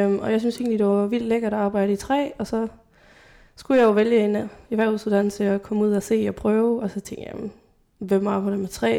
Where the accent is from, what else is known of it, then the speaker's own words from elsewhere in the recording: Grenaa, Central Denmark Region, Denmark; gymnasiet i Grenå, øh, hvor jeg er fra.